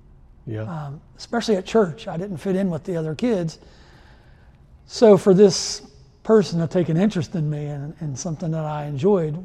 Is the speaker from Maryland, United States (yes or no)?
no; Steubenville, Ohio, United States; I grew up in Steubenville, Ohio